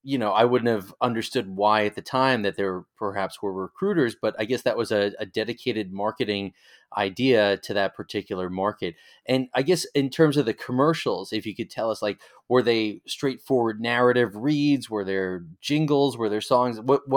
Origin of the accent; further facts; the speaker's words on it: Nassau County, New York, United States; I was in high school in the mid-1980s, and I grew up in Nassau County.